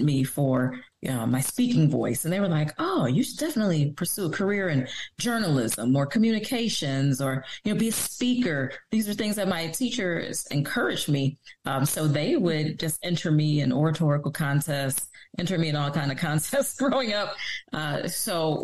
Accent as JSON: {"language": "English", "town": "Detroit", "region": "Michigan", "country": "United States", "tie": "born or raised there", "said": "I was born and raised in Detroit"}